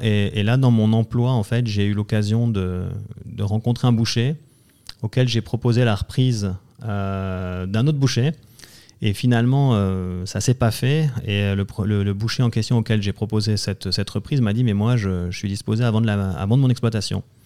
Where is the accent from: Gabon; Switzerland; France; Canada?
Switzerland; Valais; je suis originaire du canton du Valais